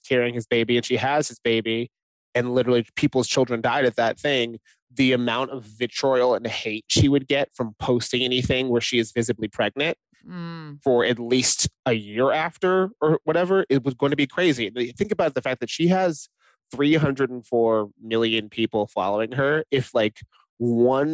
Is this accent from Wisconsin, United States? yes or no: no; Dallas, Texas, United States; I was born in Dallas